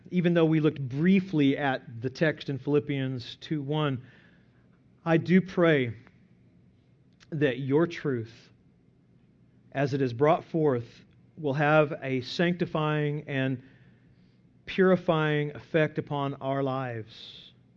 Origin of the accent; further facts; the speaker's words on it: Byers, Oklahoma, United States; my hometown of Byers, Oklahoma, population two hundred